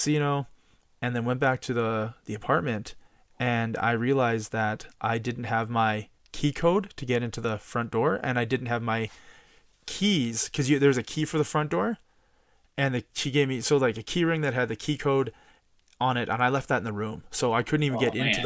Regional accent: Canada; we're from Canada

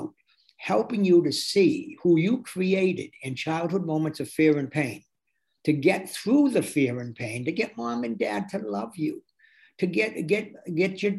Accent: Athol, Massachusetts, United States; moved away as an adult; also born or lived in Amherst, Massachusetts / Boston, Massachusetts; I was born in Athol, a little mill town 30 miles outside of Amherst.

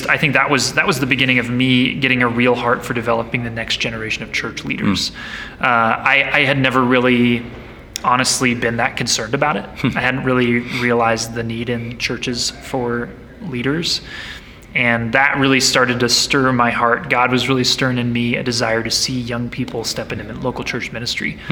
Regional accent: Nebraska, United States; now in Longmont, United States; I grew up in Nebraska, now live in Longmont, Colorado

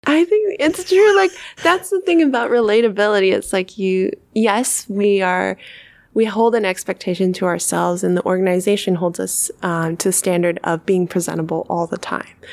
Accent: Sonoma County, California, United States; moved away as an adult; now in San Francisco, United States; my hometown of Sonoma County

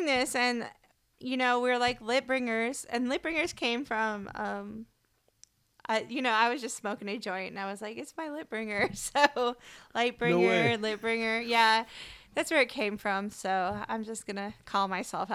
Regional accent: Michigan, United States; also born or lived in Miami, Florida; now in Houston, United States; we grew up both in Michigan

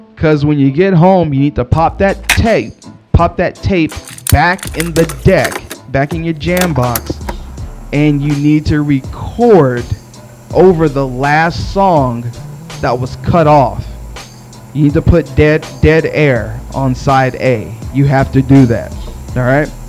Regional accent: Texas, United States; I'm from Texas.

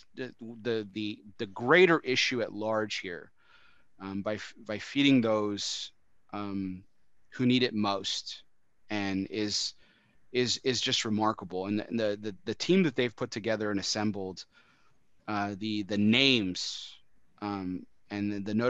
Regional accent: El Paso, Texas, United States; my hometown, speaking of El Paso

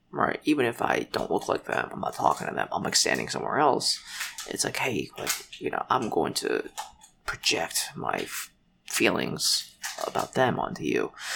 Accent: United States; also born or lived in Shanghai, China; I was born in China, but I came to America when I was four months old

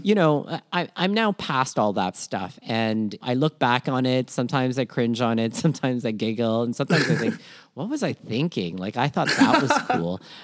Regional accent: Toronto, Ontario, Canada; also born or lived in Philippines; born in Minna, Philippines, raised in Toronto, Canada, and schooled all over southwestern Ontario

